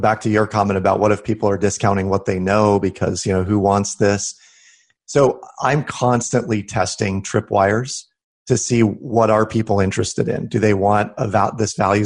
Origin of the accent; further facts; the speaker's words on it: Des Moines, Iowa, United States; Des Moines, Iowa, which is my hometown here, it's a small town.